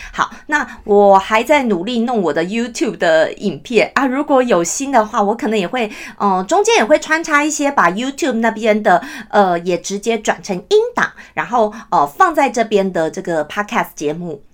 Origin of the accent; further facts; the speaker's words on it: Taiwan; 我们台湾人哦，都太习惯，就算我们大家都会讲中文，我们从小看所有的电视、所有的节目，通通都有中文字幕